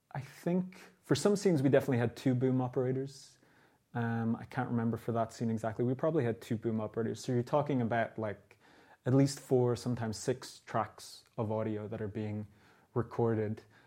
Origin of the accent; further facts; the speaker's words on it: Dublin, Leinster, Ireland; also born or lived in New York; my own experiences growing up in Dublin